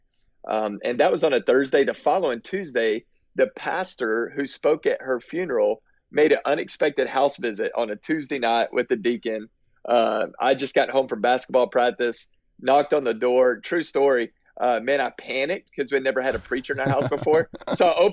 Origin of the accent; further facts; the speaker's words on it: Texas, United States; I grew up in Texas and been in Texas my whole life